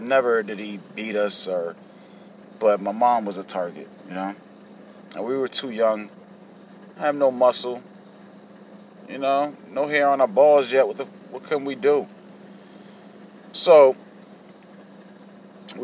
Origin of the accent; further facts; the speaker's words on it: Hartford, Connecticut, United States; I was born in Hartford, Connecticut, back in 1983